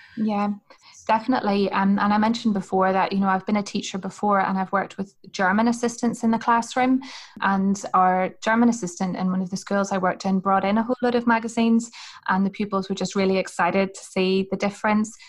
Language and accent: English; Hillsborough, Northern Ireland, United Kingdom; I'm from Northern Ireland, um, and I'm from a place called Hillsborough